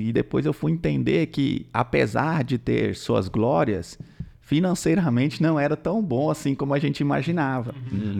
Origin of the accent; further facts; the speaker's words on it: interior of Goiás, Brazil; also born or lived in Goiânia / Tocantins; Eu sou do interior de Goiás e aí a gente já tinha mudado pra Goiânia.